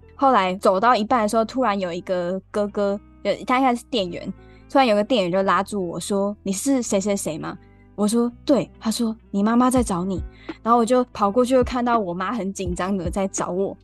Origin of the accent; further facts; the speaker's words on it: Tainan, Taiwan; moved away as an adult; also born or lived in Rende, Tainan / Yongkang, Tainan; now in Taipei, Taiwan; 我小时候是在台南东区长大的，就跟阿公阿嬷一起长大